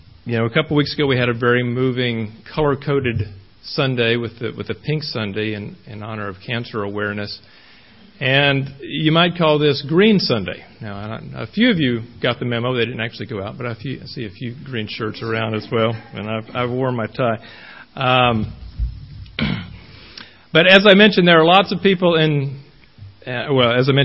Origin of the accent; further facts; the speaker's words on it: Queen City, Texas, United States; also born or lived in Washington, D.C.; now in Lavaca County, Texas, United States; I was raised near Texarkana, a small little town, even smaller than Shiner, called Queen City